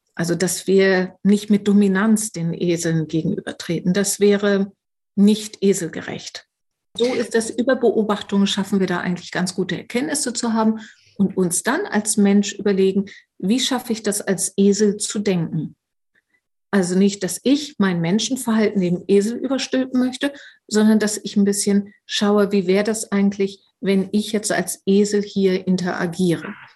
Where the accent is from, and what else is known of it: Germany